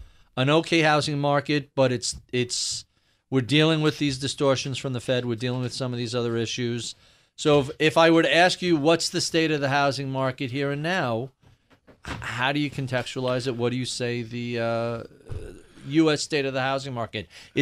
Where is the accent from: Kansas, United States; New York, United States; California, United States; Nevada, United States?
New York, United States; maybe this is home country bias here for me as a New Yorker